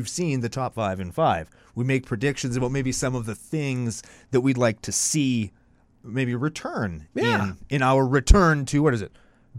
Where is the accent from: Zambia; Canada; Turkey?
Canada; we're from Canada, we're bilingual.